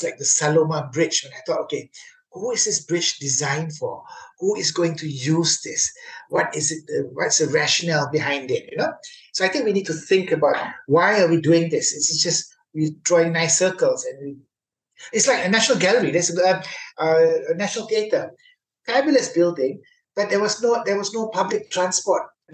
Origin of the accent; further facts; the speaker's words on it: Penang, Malaysia; I come from Penang